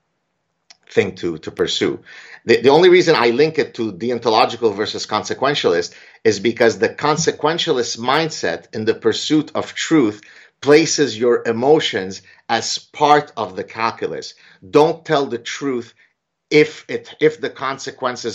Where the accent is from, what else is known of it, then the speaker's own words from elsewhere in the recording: Canada; I'm Canadian